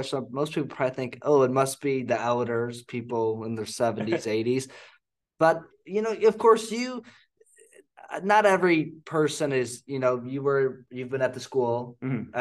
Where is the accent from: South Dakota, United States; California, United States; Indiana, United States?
Indiana, United States; New Palestine; growing up in New Palestine